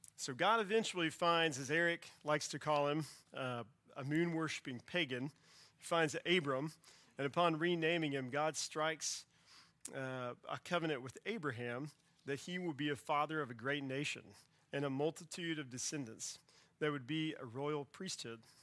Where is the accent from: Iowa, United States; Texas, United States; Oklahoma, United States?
Texas, United States; Central; I grew up in Central Texas, close to a river